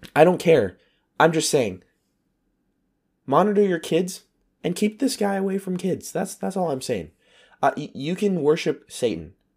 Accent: United States; moved away; my American citizenship

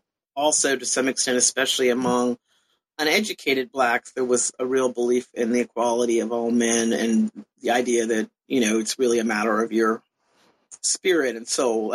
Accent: Canada; also born or lived in California / Europe; I was born in California originally and grew up a lot of places, but mostly Canada and to some extent Europe. So in some ways, I became curious about the United States because we were sort of expatriate Americans.

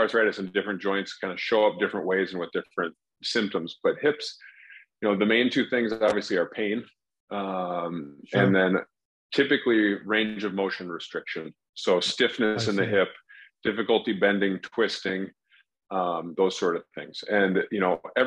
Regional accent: Minneapolis–Saint Paul, Minnesota, United States; also born or lived in Des Moines, Iowa / Columbus, Ohio / Chicago, Illinois; I was born in the Twin Cities in Minnesota. Have been here most of my life, other than some of my medical training. So I grew up here

